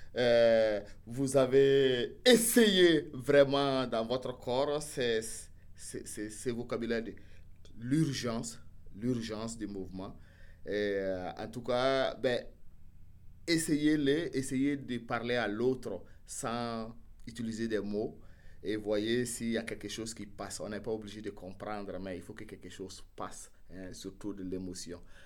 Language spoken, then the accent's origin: French; Burkina Faso; moi, du Burkina Faso